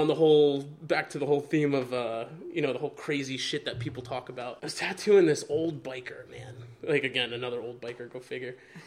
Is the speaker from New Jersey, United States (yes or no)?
yes; Fair Lawn, New Jersey, United States; I grew up in Fairlawn, which is like a suburb, you know, of Bergen County.